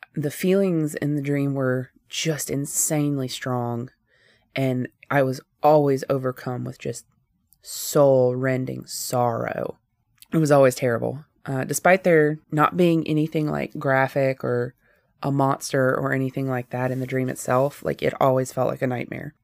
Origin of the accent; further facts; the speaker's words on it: Northwest Georgia, United States; I was born and raised in Northwest Georgia, and I have lived here all of my life